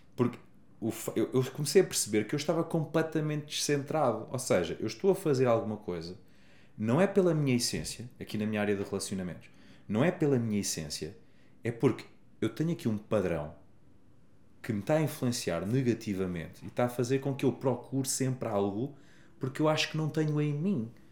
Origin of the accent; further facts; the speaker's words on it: Portugal; Eu sou da Lausanne, a melhor vila do mundo